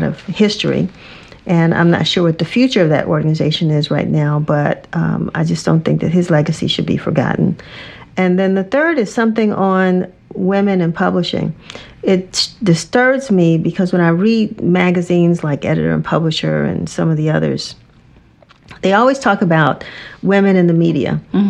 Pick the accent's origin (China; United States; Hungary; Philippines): United States; Washington, District of Columbia; growing up in Washington, D.C.